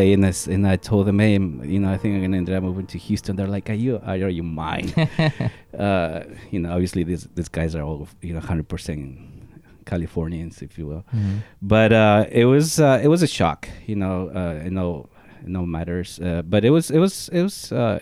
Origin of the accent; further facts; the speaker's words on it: Riobamba, Chimborazo, Ecuador; accent: Spanish heavy accent; English is a second language; moved away as an adult; now in United States; I was born in Riobamba, Ecuador, which is a small city